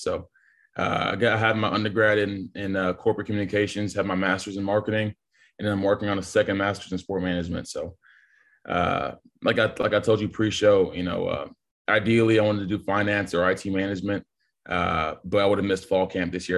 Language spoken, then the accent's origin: English; Texas, United States; I was born and raised in Texas